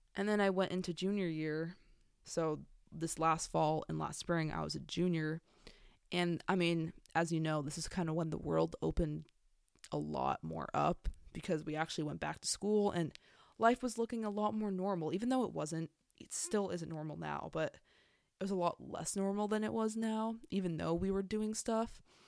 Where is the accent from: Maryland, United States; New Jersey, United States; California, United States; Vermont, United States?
California, United States; San Diego; I'm from San Diego, California, born and raised.